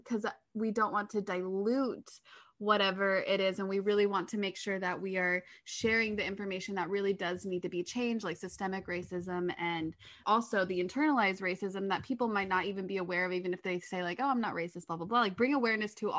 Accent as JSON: {"language": "English", "town": "Park City", "region": "Utah", "country": "United States", "said": "I'm from Park City, Utah, so they film a lot where I'm from"}